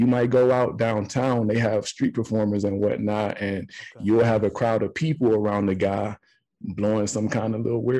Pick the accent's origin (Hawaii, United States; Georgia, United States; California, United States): Georgia, United States; Atlanta; moved away as an adult; also born or lived in Nashville, Tennessee / Savannah, Georgia; now in Denver, United States; Growing up in Atlanta